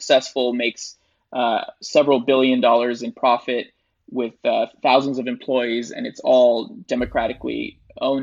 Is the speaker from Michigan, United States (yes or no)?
no; Rio Grande Valley, South Texas, United States; also born or lived in Bogota, Colombia / Chicago suburbs, Illinois / New York; I spent my childhood in the suburbs of Chicago. And around 10 or 11 years old, I moved to South Texas, to the Rio Grande Valley. And that's where I spent most of my life.